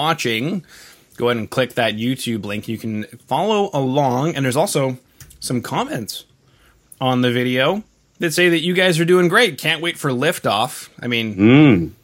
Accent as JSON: {"language": "English", "country": "Canada", "said": "I am from Canada."}